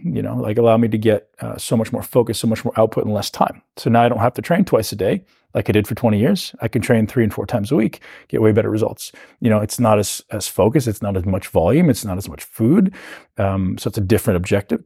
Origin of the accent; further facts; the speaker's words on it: Canada; I came from Canada